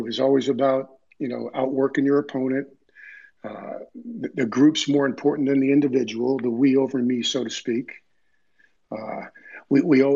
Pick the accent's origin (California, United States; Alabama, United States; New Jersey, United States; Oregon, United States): New Jersey, United States; Dumont; I grew up in a small town in New Jersey, Dumont